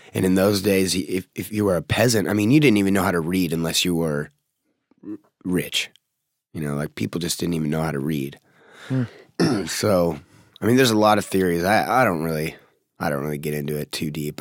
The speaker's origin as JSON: {"language": "English", "town": "Seattle", "region": "Washington", "country": "United States", "tie": "born or raised there", "also_born_or_lived": "Federal Way, Washington", "said": "I was born in Seattle, like, like downtown Seattle"}